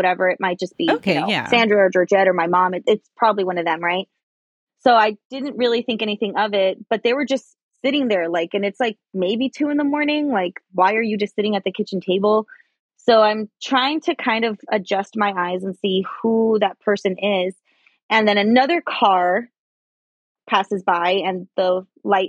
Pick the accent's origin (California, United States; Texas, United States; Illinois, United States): California, United States; Los Angeles; I grew up in Highland Park in Los Angeles